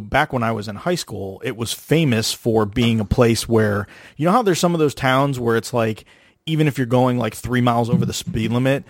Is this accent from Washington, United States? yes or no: no; Galveston area, Texas, United States; when we were in high school, we'd take the back way to avoid going down the freeway to get to Galveston. You go through Hitchcock.